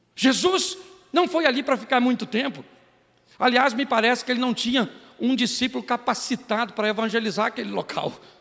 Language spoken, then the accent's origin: Portuguese; Baixada Fluminense, Rio de Janeiro, Brazil; eu sou do Rio da Baixada Fluminense